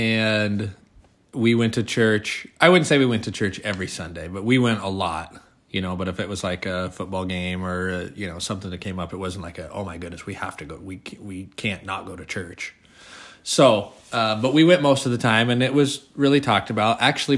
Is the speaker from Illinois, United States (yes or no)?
no; Oregon, United States; We're from Oregon.